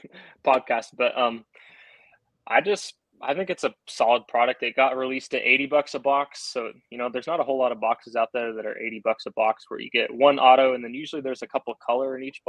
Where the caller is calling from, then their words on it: Gig Harbor, Washington, United States; Gig Harbor, Washington. So, hour south of Seattle.